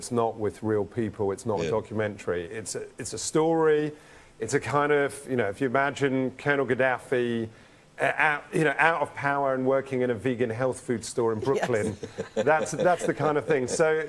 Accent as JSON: {"language": "English", "region": "London", "country": "United Kingdom", "tie": "born or raised there", "moved": "yes", "said": "You know, when I grew up in London, you know, in a suburb of London"}